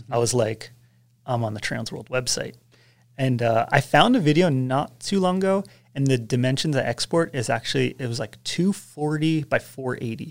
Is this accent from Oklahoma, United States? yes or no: no; Westchester, New York, United States; now in Big Bear, United States; I grew up in Westchester, New York, just outside of New York City, on the border of Connecticut